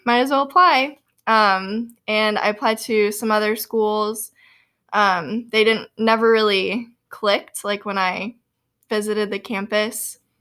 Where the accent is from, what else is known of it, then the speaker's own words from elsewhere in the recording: Boynton Beach, Florida, United States; moved away as an adult; also born or lived in Louisiana; now in Kentucky, United States; I am from Boynton Beach, Florida, actually, which is, like, halfway between West Palm Beach and Boca Raton